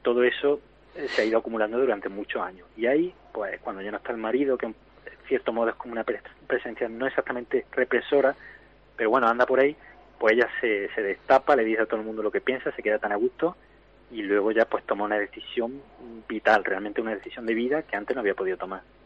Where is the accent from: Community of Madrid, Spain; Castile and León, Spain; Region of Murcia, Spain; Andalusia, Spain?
Andalusia, Spain; Córdoba; somos de la misma tierra, somos de Córdoba los tres